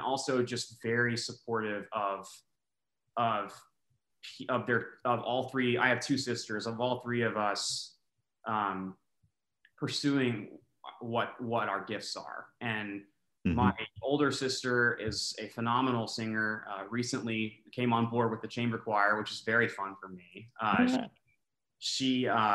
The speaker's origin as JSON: {"language": "English", "town": "Austin", "region": "Texas", "country": "United States", "tie": "born or raised there", "lives_now": "Houston, United States", "said": "I grew up in Austin"}